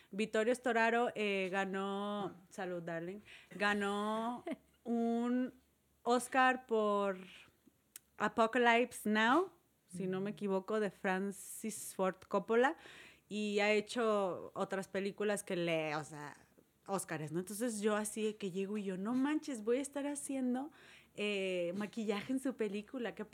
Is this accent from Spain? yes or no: yes; Murcia, Region of Murcia, Spain; yo soy de Murcia, soy murciana.